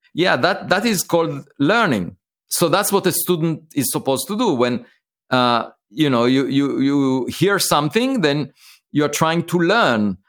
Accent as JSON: {"language": "English", "country": "Israel", "tie": "born or raised there", "moved": "yes", "said": "I was born in Israel"}